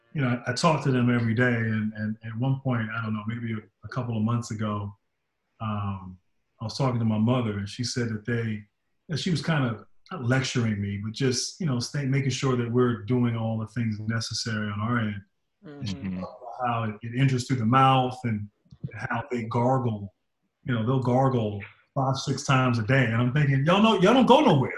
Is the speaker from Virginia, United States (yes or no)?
yes; Reston, Virginia, United States; I'm from Virginia